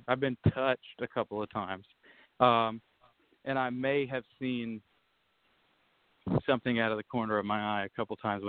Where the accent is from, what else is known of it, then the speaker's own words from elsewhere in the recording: the South, United States; growing up in the South